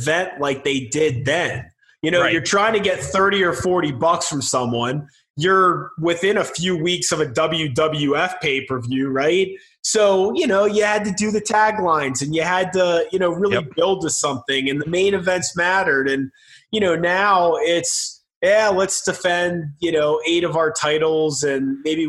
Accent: Pittsburgh, Pennsylvania, United States; had grown up as a Steeler, which is my hometown team

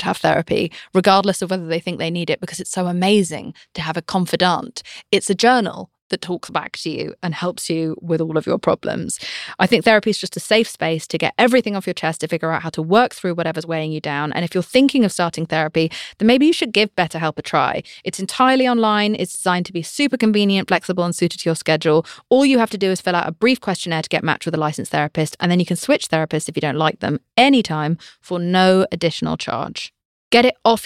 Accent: United Kingdom; I'm British.

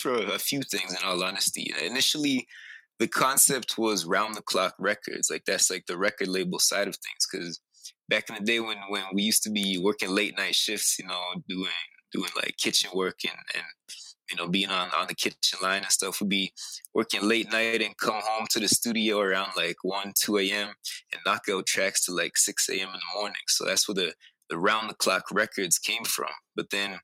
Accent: Calgary, Alberta, Canada; also born or lived in British Columbia; I was born in Calgary, okay. Alberta

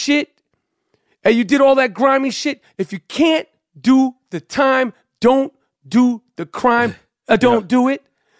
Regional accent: New York, United States; with street ball and growing up in New York, there's always sort of these sort of big bang moments in street ball.

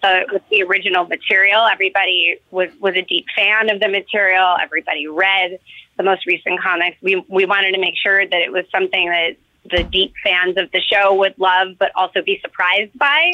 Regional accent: New York City, New York, United States; I grew up in New York City

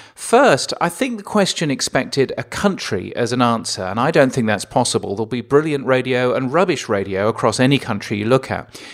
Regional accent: England, United Kingdom; as an Englishman, I'm inherently lazy

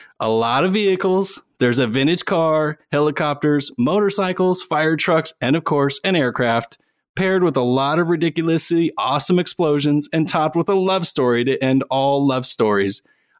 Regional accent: Tennessee, United States; Between Nick Cage's horrendous Southern accent, I'm from Tennessee, it's offensive

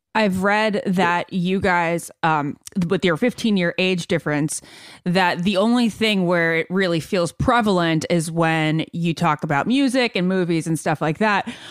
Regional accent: Northern Virginia, United States; I'm from Nova, Northern Virginia

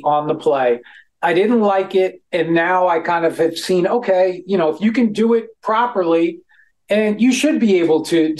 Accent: New York, United States; I'm from New York. I am.

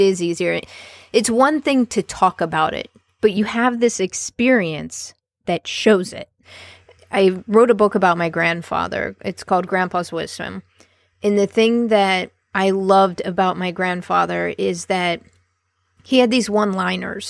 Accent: Columbus, Ohio, United States; born or raised there

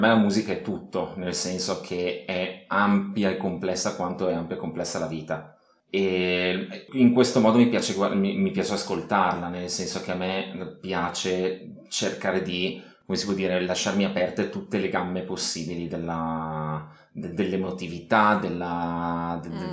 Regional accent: Monza, Lombardy, Italy; io vengo, vengo da Monza

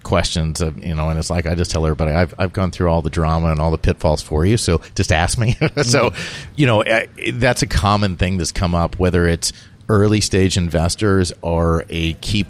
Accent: South Carolina and Georgia, United States; I grew up in South Carolina and Georgia.

